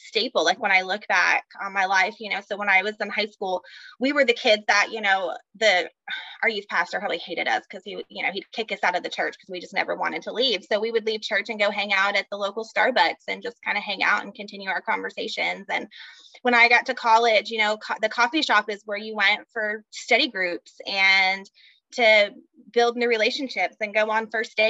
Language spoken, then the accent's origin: English; Texas, United States; also born or lived in North Carolina; now in Oklahoma, United States; I grew up in Texas